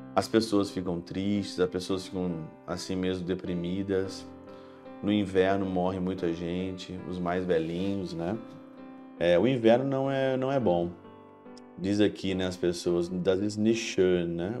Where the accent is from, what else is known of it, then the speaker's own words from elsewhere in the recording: Ouro Branco, Minas Gerais, Brazil; moved away as an adult; now in Germany; Já passei bastante frio na minha cidade natal, em Ouro Branco